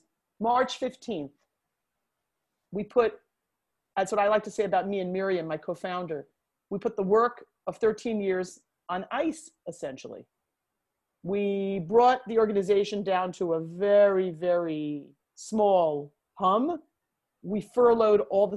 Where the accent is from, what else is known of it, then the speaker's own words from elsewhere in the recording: New York, United States; as a New Yorker